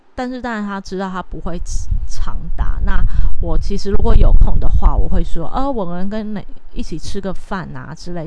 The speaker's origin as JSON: {"language": "Chinese", "country": "Taiwan", "said": "如果还在台湾的话，其实日式教育会对，呃， 是一直到我这一代都可能还是会有稍微的接触"}